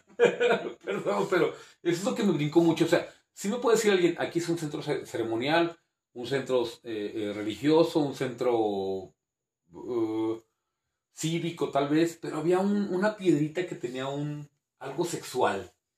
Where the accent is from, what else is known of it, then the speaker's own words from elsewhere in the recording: Zacatecas, Mexico; also born or lived in Durango, Durango; Yo sí nací en, en Durango, Durango Capital, pero cuando yo encuentro mi despertar como el adolescente y así, fue Zacatecas